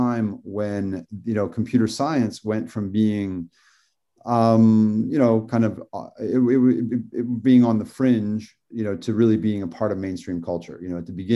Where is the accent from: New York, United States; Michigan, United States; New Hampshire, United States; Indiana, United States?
Indiana, United States; now in Malibu, United States; I'm from Indiana. I grew up with computers